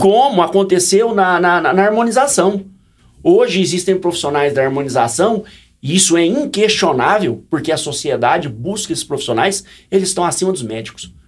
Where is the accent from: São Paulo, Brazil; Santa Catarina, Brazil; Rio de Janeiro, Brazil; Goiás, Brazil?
Goiás, Brazil; Sou de Goiás